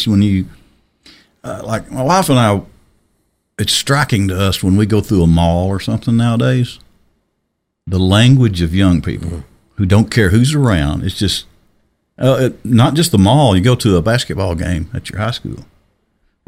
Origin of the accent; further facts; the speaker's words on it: Arkansas, United States; I was born and raised in Arkansas